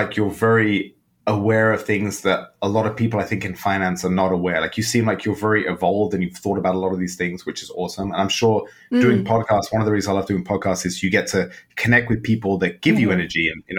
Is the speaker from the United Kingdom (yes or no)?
yes; England, United Kingdom; born there; I was born in England.